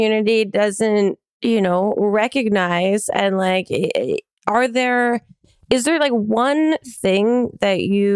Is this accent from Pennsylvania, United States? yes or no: no; New Jersey, United States; moved away as an adult; now in New York, United States; I'm from South Jersey and then moved to New York right after I graduated college